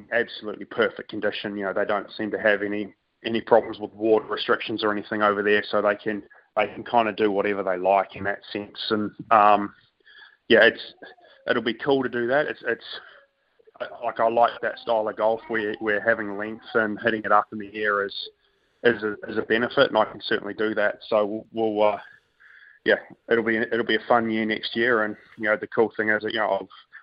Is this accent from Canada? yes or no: no; New Zealand; growing up in New Zealand and playing a bunch of golf in Australia early on